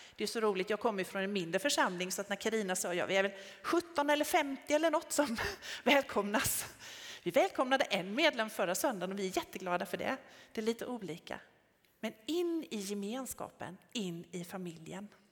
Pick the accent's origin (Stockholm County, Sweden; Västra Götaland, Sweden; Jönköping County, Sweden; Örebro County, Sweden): Jönköping County, Sweden; Tenhult; jag kommer från Tenhult från början